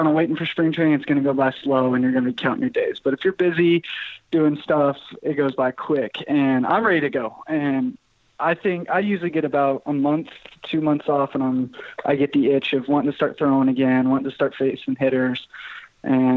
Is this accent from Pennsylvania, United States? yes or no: no; Amarillo, Texas, United States; Amarillo, which is my hometown